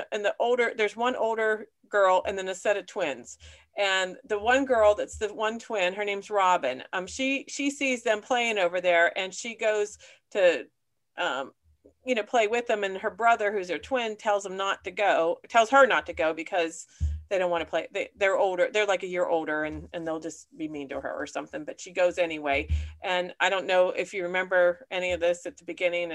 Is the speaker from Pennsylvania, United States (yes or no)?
yes; Punxsutawney, Pennsylvania, United States; my hometown of Punxsutawney